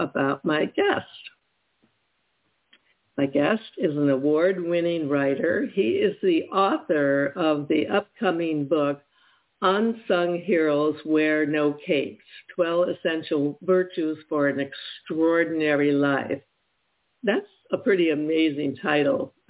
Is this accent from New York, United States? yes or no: no; Detroit, Michigan, United States; moved away; also born or lived in Ohio; I was born in Detroit, so I was born a Michigander.